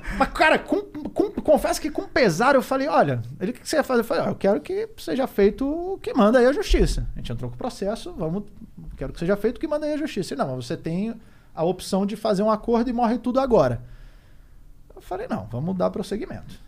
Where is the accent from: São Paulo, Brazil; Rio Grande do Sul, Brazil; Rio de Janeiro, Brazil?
Rio de Janeiro, Brazil; moved away; also born or lived in Curitiba; Sou carioca. Morei muito tempo no Grajaú.